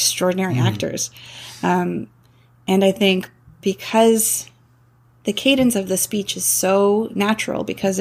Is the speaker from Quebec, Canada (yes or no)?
no; Toronto, Ontario, Canada; moved away as an adult; also born or lived in British Columbia; I grew up in Toronto